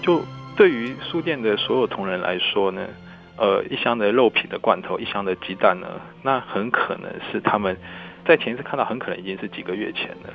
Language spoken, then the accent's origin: Chinese; Taiwan; 我们台湾人